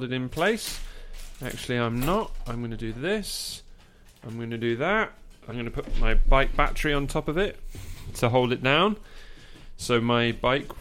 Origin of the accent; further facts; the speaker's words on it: England, United Kingdom; I'm an English countryside bumpkin.